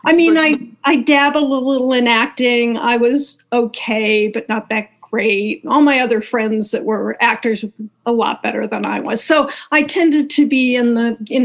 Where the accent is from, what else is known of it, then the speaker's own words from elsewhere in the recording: Bay Village, Ohio, United States; moved away as an adult; also born or lived in New York; I grew up in Bay Village, Ohio, which is a suburb of Cleveland